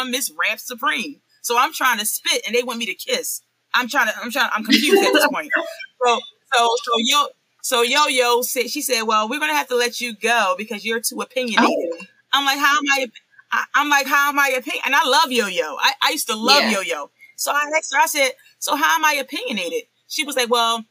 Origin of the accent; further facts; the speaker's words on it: Philadelphia, Pennsylvania, United States; I'm from, born and raised in Philadelphia, PA, in a Mount Airy section of Philly